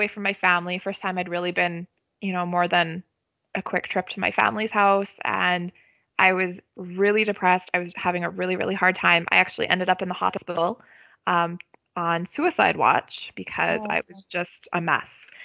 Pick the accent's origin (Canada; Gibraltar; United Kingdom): Canada; I'm a Canadian citizen